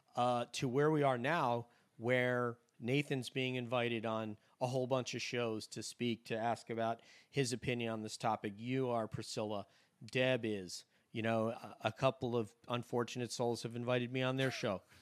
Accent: New York, United States; now in Florida, United States; my hometown in New York

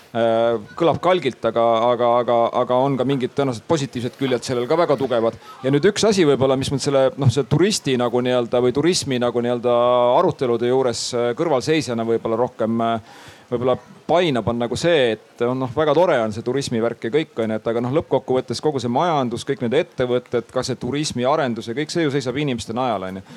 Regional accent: Põltsamaa Parish, Jõgeva County, Estonia; now in Tallinn, Estonia; mina ise olen Jõgevamaalt pärit et äh, Põltsamaa vallast

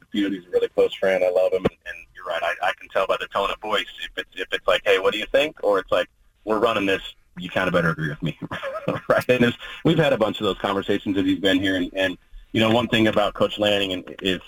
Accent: Oregon, United States; born or raised there

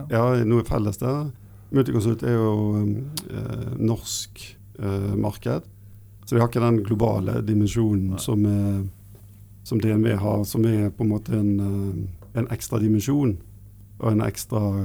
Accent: Bergen, Vestland, Norway; jeg er eh, fra Bergen, da, så Vestlandet

